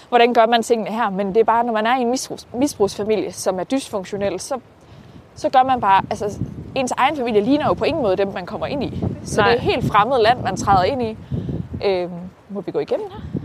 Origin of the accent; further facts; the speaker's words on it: Herning, Central Denmark Region, Denmark; Jamen, jeg er vokset op øh, i Herning, lidt uden for Herning ja. primært. Jeg har boet rigtig, rigtig mange forskellige steder, men primært omkring Herning-området